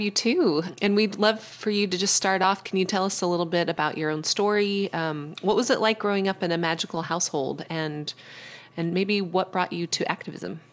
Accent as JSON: {"language": "English", "town": "Colorado Springs", "region": "Colorado", "country": "United States", "tie": "born or raised there", "said": "where I grew up in Colorado Springs, Colorado, it's a super conservative place."}